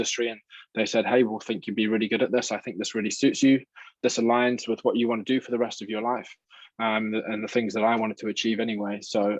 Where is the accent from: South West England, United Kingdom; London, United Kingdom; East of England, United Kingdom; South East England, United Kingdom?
South East England, United Kingdom; Milton Keynes; now in New Zealand; Yeah, so I'm originally from the UK.